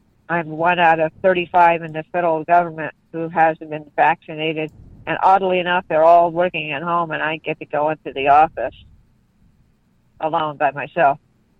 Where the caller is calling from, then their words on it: California, United States; I'm calling from New California, Old California.